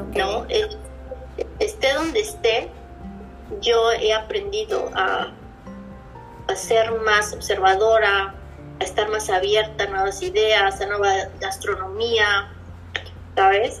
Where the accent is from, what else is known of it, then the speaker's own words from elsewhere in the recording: Mexico City, Mexico; moved away as an adult; also born or lived in Puebla / Playa del Carmen / Cozumel / Chicago; now in Pittsburgh, United States; Yo vivía, vivía en Puebla, pero soy originaria de la Ciudad de México.